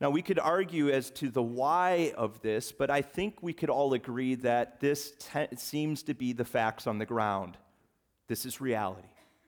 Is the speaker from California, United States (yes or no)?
no; West Virginia, United States; born there; We come from the Appalachian Mountains. My parents, they were raised in West Bygosh, Virginia, almost heaven. And I was born in West Virginia. My extended family is from West Virginia.